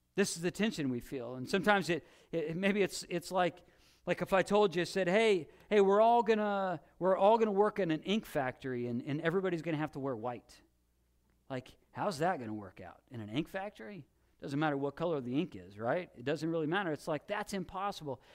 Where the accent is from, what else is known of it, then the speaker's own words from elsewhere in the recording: Illinois, United States; when I was a kid and growing up in Illinois